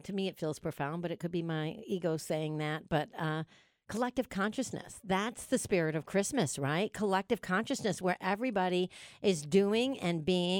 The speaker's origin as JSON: {"language": "English", "region": "New York", "country": "United States", "accent": "New York", "moved": "yes", "lives_now": "Dallas, United States", "said": "I feel like my New York accent is really strong today."}